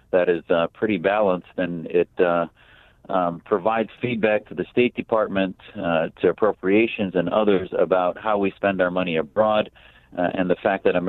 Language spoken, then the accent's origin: English; Wisconsin, United States; moved away as an adult; also born or lived in Syria (family ancestry) / Maricopa County, Arizona; now in Arizona, United States; I grew up in Wisconsin